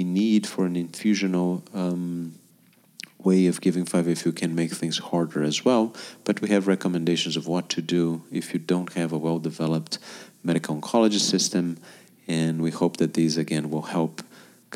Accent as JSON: {"language": "English", "country": "Brazil", "said": "I'm going to use Brazil as my home country"}